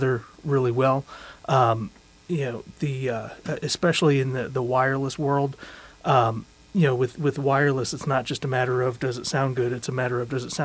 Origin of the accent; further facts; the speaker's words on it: Cleveland, Ohio, United States; I'm from Cleveland